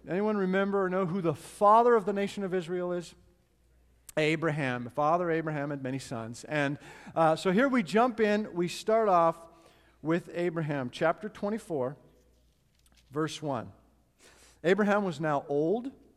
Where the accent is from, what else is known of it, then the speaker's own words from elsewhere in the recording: Edmonton, Alberta, Canada; moved away; family and I went to Edmonton, Canada, which is my hometown